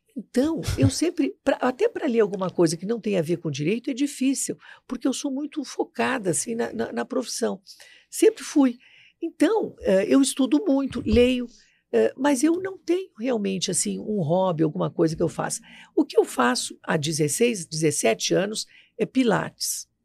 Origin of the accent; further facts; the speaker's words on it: Rio Grande do Sul, Brazil; moved away as an adult; now in Brasília, Brazil; eu vim do Rio Grande do Sul para cá ainda é estudante, né, da faculdade